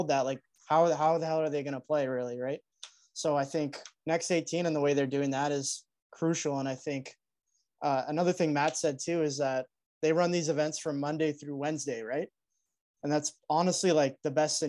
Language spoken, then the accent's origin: English; Canada; we're Canadian